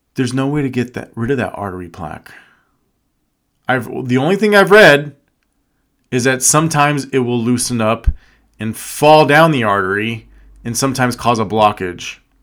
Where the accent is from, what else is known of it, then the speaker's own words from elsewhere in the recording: Las Vegas, Nevada, United States; I was born and raised in Vegas.